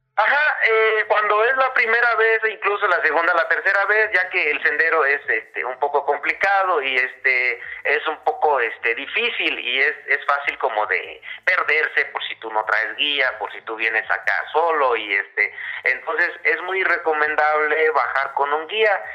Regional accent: Chila de Juárez, Puebla, Mexico; yo soy nativo de un pueblito aquí de la región cerca del municipio de Jone, conocido como Chila de Juárez, y Puebla

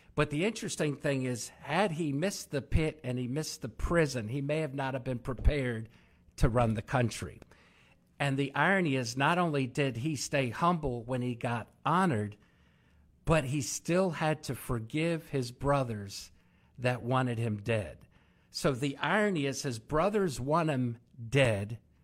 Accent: Maryland, United States; I'm from Maryland

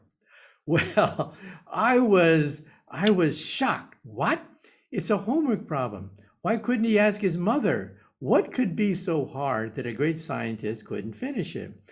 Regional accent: Palo Alto, California, United States; also born or lived in San Jose; I was born in San Jose, and I grew up in Palo Alto

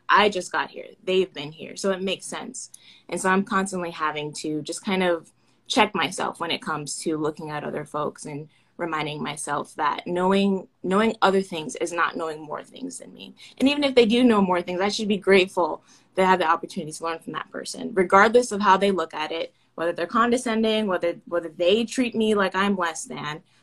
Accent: Orlando, Florida, United States; I'm from Orlando

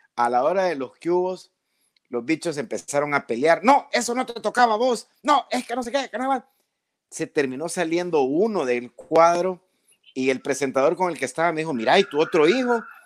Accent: El Salvador

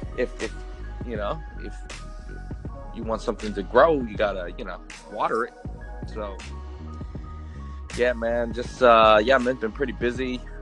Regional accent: Oakland, California, United States; I grew up in the Park Boulevard area, right by Oakland High.

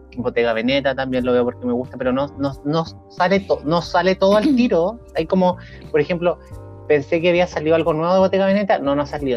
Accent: Chile; en nuestra historia también, como chilenos

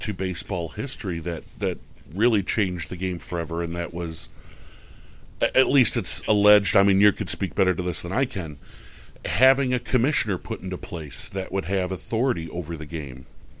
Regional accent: Buffalo, New York, United States; I'm from Buffalo, New York

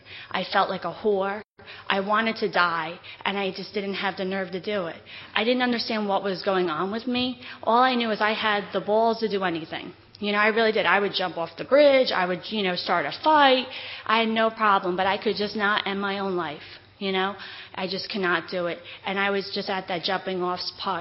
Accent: Whitehall, New York, United States; also born or lived in Queens, New York; my mom moved us to Whitehall, New York from Queens

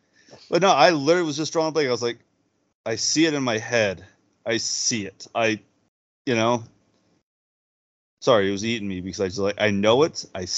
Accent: Canada; I'm looking at Ken Dryden's mask right now as a Canadian

